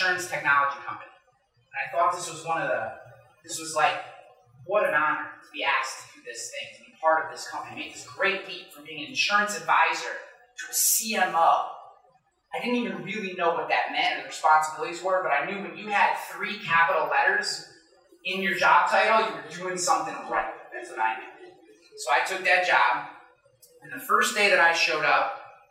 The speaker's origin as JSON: {"language": "English", "area": "Rensselaer County", "region": "New York", "country": "United States", "tie": "born or raised there", "also_born_or_lived": "Rochester, New York", "said": "I grew up way out in Rensselaer County"}